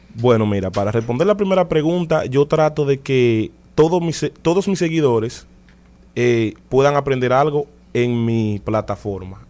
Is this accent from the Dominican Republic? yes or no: yes; Dominican Republic; como dominicano, al fin